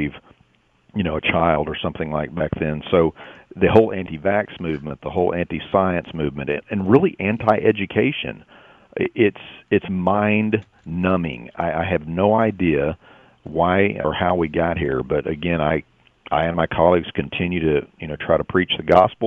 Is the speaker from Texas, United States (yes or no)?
yes; Texas, United States; my home state